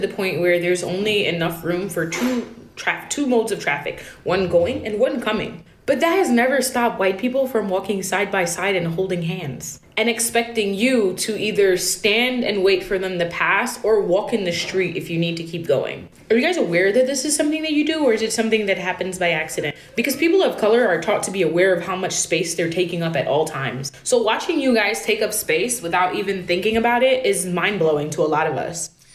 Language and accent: English; New York City, New York, United States; I'm from New York City